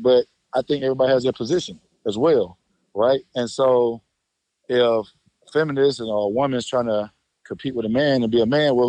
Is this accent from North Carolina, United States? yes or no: no; Atlanta, Georgia, United States